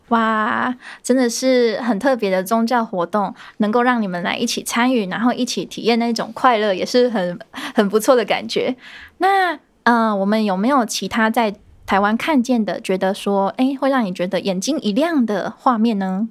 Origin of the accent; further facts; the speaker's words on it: Vietnam; Chinese is a second language; moved away as an adult; now in Taiwan; 我是来自越南